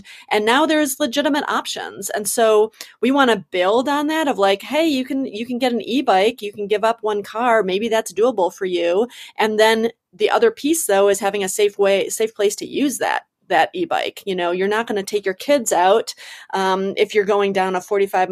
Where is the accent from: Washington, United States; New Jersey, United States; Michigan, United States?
Michigan, United States; Detroit; now in Denver, United States; I'm from Detroit, Michigan, like the home of driving a car